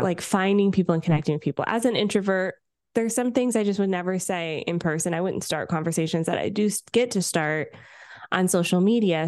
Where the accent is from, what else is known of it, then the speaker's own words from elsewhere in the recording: Canada; I'm Canadian